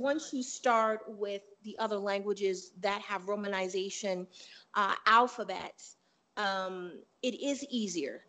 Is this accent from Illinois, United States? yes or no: yes; Chicago, Illinois, United States; moved away as an adult; also born or lived in Panama / the Southwest; now in US Southwest; I'm from Chicago